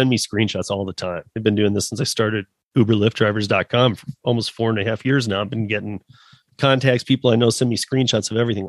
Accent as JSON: {"language": "English", "region": "Michigan", "country": "United States", "said": "And I'm originally from Michigan, so probably worse than Detroit right now."}